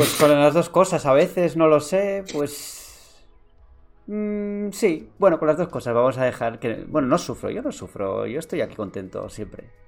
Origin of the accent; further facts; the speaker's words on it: San Sebastián, Basque Country, Spain; now in Madrid, Spain; yo soy de Donosti, aunque ahora vivo en Madrid.